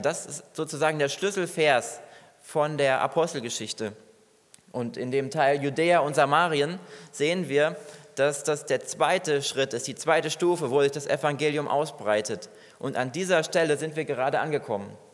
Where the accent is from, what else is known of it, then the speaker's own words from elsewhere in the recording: Germany; Bei uns in Deutschland